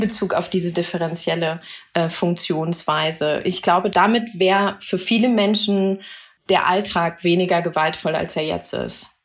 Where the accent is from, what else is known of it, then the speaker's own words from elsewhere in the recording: Germany; ich bin in Deutschland groß geworden und geboren